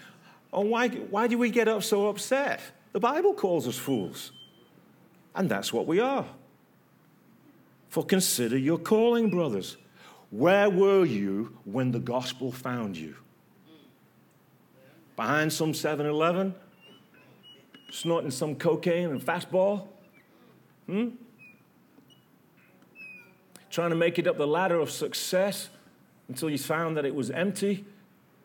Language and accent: English; England, United Kingdom; From England